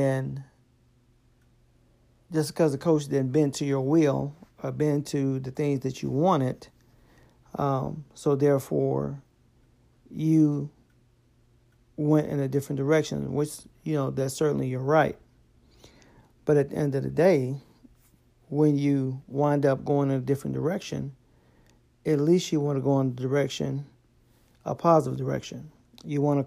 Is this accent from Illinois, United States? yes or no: yes; Chicago, Illinois, United States; born and raised in the Windy City